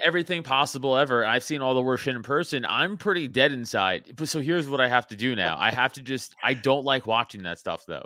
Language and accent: English; New York City, New York, United States; now in Philadelphia area, United States; I was a sophomore in high school, I'm from New York Ci, I'm, you know, from Staten Island